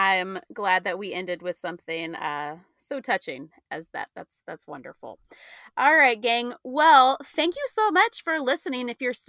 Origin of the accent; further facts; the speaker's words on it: Williamsburg, Virginia, United States; growing up in Williamsburg